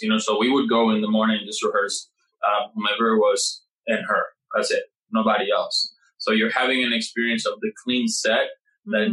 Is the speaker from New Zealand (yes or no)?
no; Puerto Rico; now in New York, United States; I come from Puerto Rico